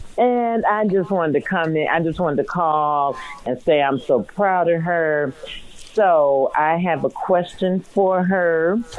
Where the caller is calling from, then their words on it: Atlanta, Georgia, United States; Yes, I'm calling from Atlanta, Georgia. We've been down here now for about like 18 years.